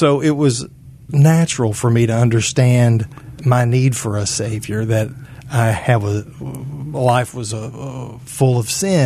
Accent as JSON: {"language": "English", "town": "Tyler", "region": "Texas", "country": "United States", "tie": "born or raised there", "said": "right out of Baylor to come back to Tyler my hometown"}